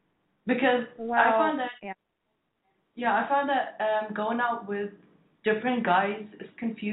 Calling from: Bahrain

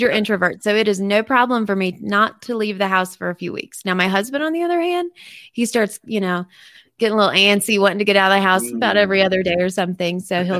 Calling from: Montana, United States; I'm actually in Montana.

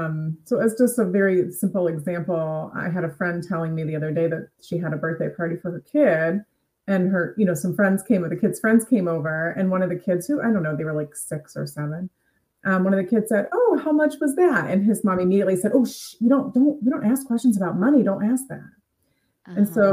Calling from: Cleveland, Ohio, United States; I am coming from Cleveland, Ohio.

